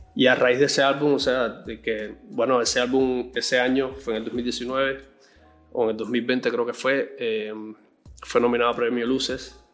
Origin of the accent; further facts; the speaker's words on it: Cuba; moved away as an adult; now in Callao, Peru; yo vengo de Cuba. En Cuba estudié música desde joven, desde los 12 años aproximadamente